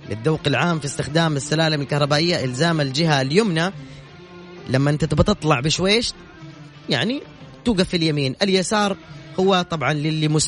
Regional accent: Jeddah, Makkah Province, Saudi Arabia; انا من جده

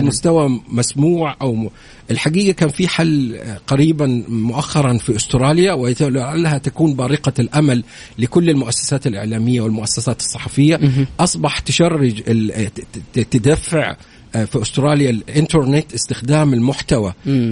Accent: Saudi Arabia

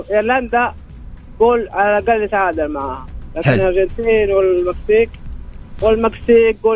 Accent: Saudi Arabia; احنا الان سعوديين 100% صح؟

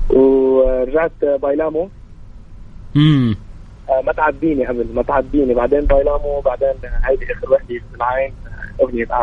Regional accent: Jeddah, Makkah Province, Saudi Arabia; accent: Jeddawi; moved away; انا تربيت تربيه آه، اذا بدك تربيه سعوديه

